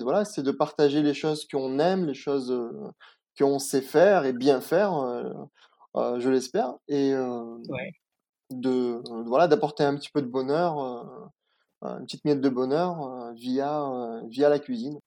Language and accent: French; Nice, Provence-Alpes-Côte d'Azur, France; also born or lived in Picardie (Hauts-de-France) / Moscow, Russia / Germany; là où j'ai grandi. Je suis arrivé à Nice à, l'âge de 5 ans